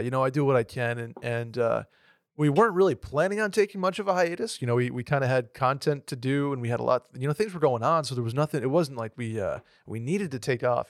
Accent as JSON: {"language": "English", "town": "Saratoga Springs", "region": "New York", "country": "United States", "tie": "born or raised there", "also_born_or_lived": "Rochester, New York / Vermont", "moved": "yes", "lives_now": "Austin, United States", "said": "I was born in Rochester, New York, started playing hockey at three, four years old in Saratoga"}